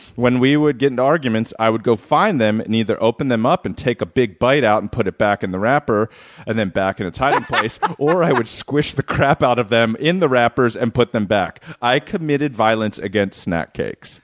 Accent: Southern California, United States; growing up in Southern California

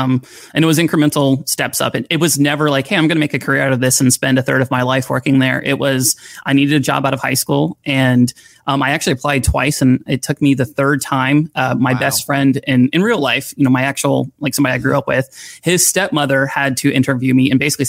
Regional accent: Florida, United States; I grew up in Florida

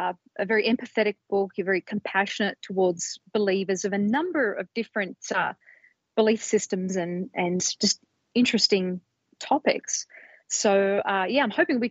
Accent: Australia; now in United States; I'm an Australian living in America

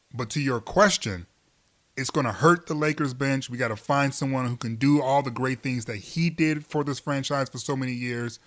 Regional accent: Michigan, United States; I'm from Michigan

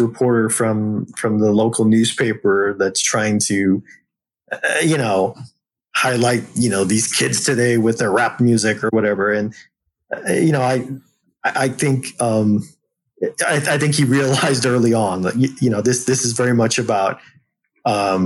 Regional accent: San Antonio, Texas, United States; San Antonio native

